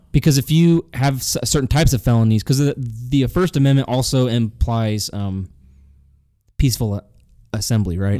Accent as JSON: {"language": "English", "region": "Illinois", "country": "United States", "tie": "born or raised there", "said": "I was born in Illinois"}